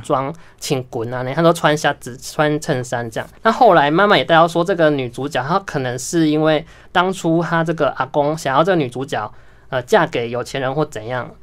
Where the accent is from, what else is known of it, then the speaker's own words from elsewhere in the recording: Tainan, Taiwan; 我是南部人